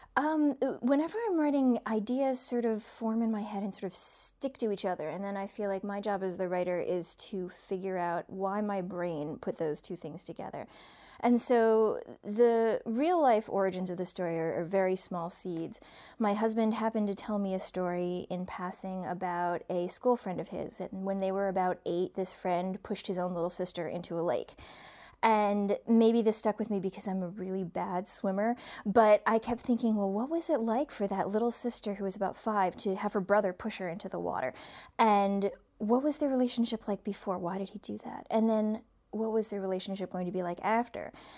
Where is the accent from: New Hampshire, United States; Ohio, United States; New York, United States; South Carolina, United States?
Ohio, United States; Cleveland; now in East Coast, United States; I grew up in Cleveland